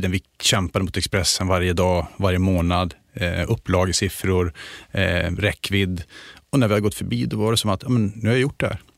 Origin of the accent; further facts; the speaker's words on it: Luleå, Norrbotten County, Sweden; accent: Luleå dialect; moved away as an adult; now in Stockholm, Sweden; Då hörs det mer att jag kommer från Luleå. Men annars så har jag slipat bort eller tappat lite grann den dialekten.